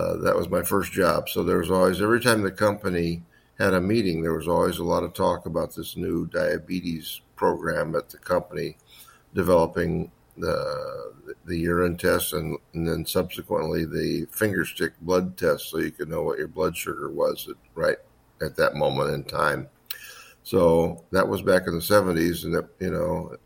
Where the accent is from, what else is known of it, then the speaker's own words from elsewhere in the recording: Indiana, United States; moved away as an adult; also born or lived in Wisconsin; I'm from Indiana originally, born and raised there